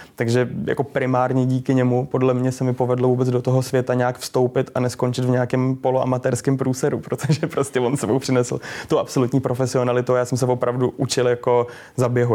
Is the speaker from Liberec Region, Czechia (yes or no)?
yes; Liberec, Liberec Region, Czechia; moved away; Já jsem z Liberce původně